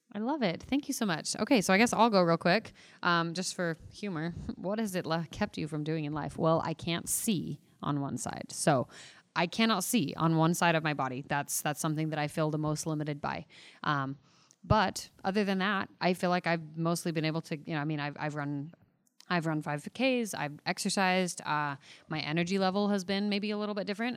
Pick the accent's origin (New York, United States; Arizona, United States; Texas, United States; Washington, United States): Arizona, United States; Mesa; I am from Mesa, Arizona